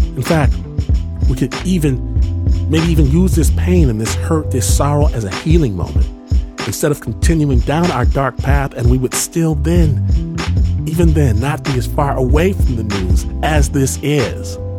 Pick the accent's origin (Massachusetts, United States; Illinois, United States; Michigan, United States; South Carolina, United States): Michigan, United States; Detroit; the place of my birth, Detroit, Michigan.